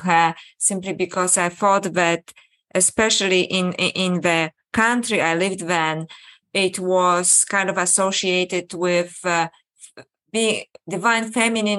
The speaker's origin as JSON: {"language": "English", "country": "Poland", "tie": "born or raised there", "said": "I was born in Poland and brought up as a Catholic"}